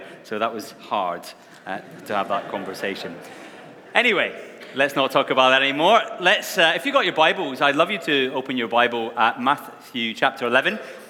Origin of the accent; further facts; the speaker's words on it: Wishaw, Scotland, United Kingdom; accent: mongrelized; now in Scarborough, United Kingdom; I'm not originally from Scarborough. I have a bit of a mongrelized accent. I come from Scotland, a little town called Wishaw, which most of you have never heard of, I'm sure.